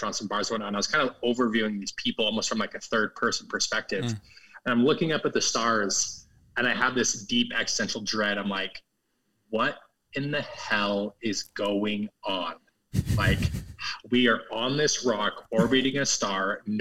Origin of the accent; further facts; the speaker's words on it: Utah, United States; growing up in Utah, where I grew up as a, you know, Christian, conservative, upper middle class, white neighborhood